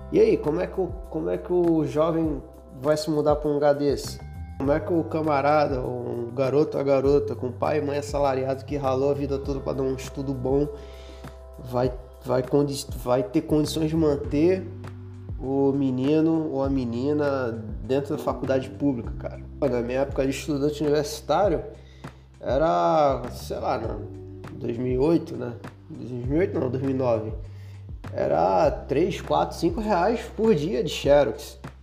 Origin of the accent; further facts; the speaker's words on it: Recife, Pernambuco, Brazil; moved away as an adult; now in Rio de Janeiro, Brazil; Eu sou de Recife, pô, morava na Zona Norte, né, no Arruda, pegava duas conduções para chegar lá no campus do UFPE, lá na Várzea.